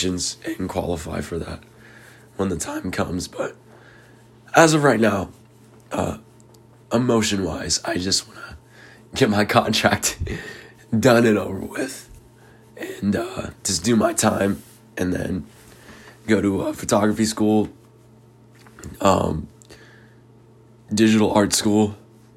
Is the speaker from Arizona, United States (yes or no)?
yes; Queen Creek, Arizona, United States; I'm not from Phoenix, though. I'm from Queen Creek.